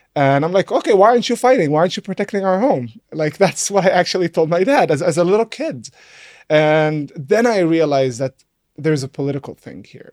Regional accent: Nazareth, Northern District, Israel; first language Arabic; English is a second language; I grew up in Nazareth

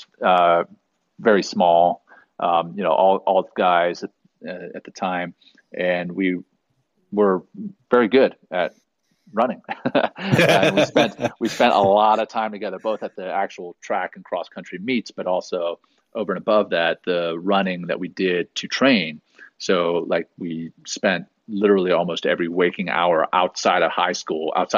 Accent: Louisiana, United States; also born or lived in South Africa; growing up in Louisiana, my parents used to take us down to the Gulf Coast every summer

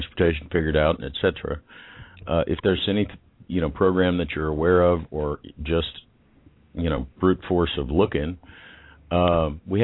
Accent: Texas, United States; because I was from Texas

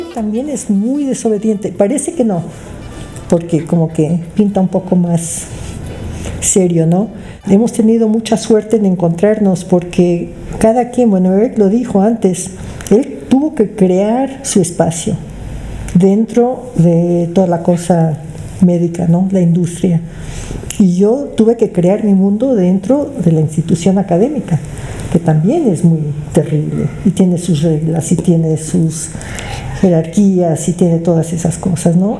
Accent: Mexico; also born or lived in Canada; yo crecí aquí porque mis padres llegaron a México cuando yo tenía seis meses de edad

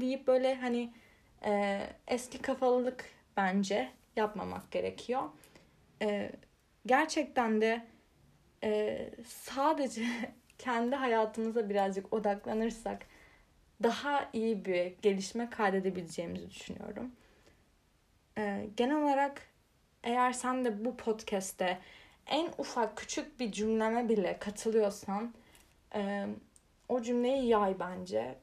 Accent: Turkey; Türkiye'de kalmayı

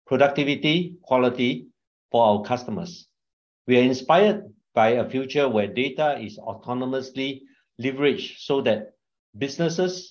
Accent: Singapore; also born or lived in China; I'm Singaporean, married with a wife and two children

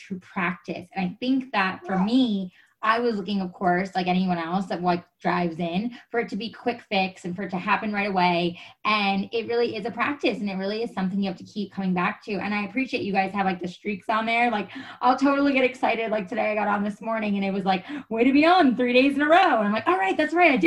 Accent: New York, United States; moved away as an adult; now in California, United States; I'm originally from New York. My husband and I moved out to California over a decade ago

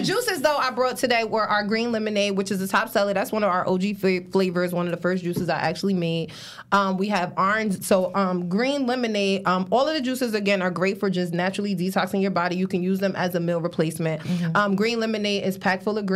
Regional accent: Paterson, New Jersey, United States; I am based out of Paterson, New Jersey

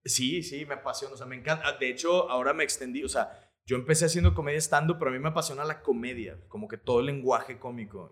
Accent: Monterrey, Nuevo León, Mexico; also born or lived in Mexico City; yo soy de aquí de Monterrey

